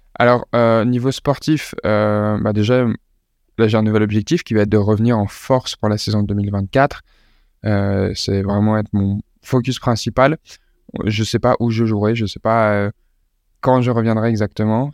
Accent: Lille, Hauts-de-France, France; je suis né à Lille

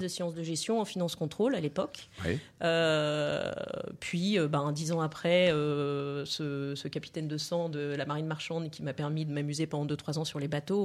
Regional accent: Lille, Hauts-de-France, France; moved away; also born or lived in Provence; je viens de, de, la région de Lille

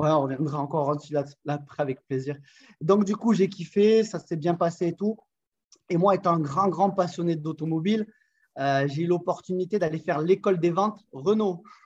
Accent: south of France, France; accent: accent chantant (southern French); now in Montpellier, France; j'habite dans la belle ville de Montpellier dans le sud de la France.

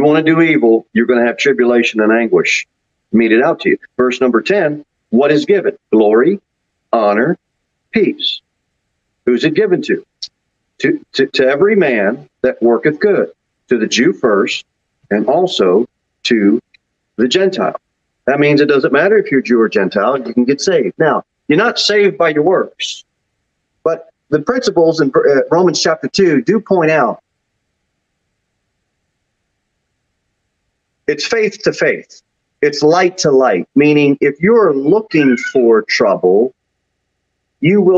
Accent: New Jersey, United States; also born or lived in Florida; now in Tennessee, United States; Growing up in New Jersey and even spending some time in Florida

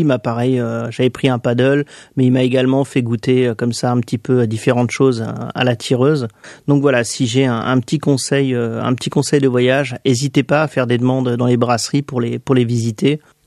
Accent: France; je viens de France

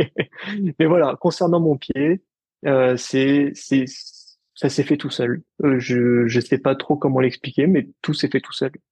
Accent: Paris, Île-de-France, France; also born or lived in Lille; je suis parisien, je suis, je suis né à Paris

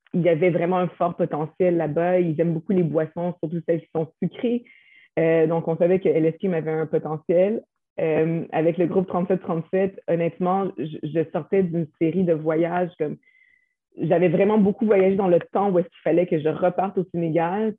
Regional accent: Quebec, Canada; on vient du Québec, on est né ici

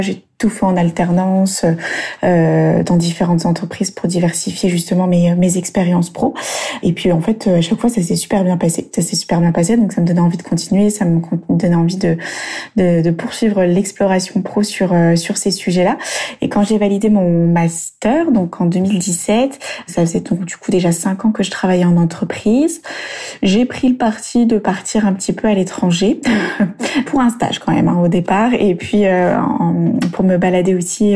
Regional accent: Burgundy, Bourgogne-Franche-Comté, France; moved away as an adult; also born or lived in Lyon / Toulon / Australia; je suis de retour dans ma région natale, euh, la Bourgogne

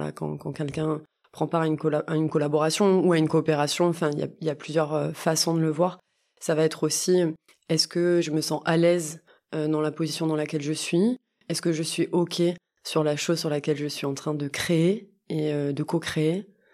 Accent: Montpellier, Occitania, France; j'habite à Montpellier, je suis née à Montpellier

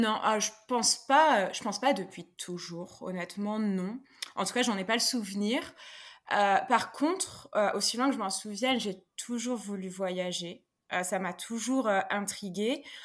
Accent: France; moved away as an adult; now in Stockholm, Sweden; je suis installée en Suède depuis deux ans alors que je suis française

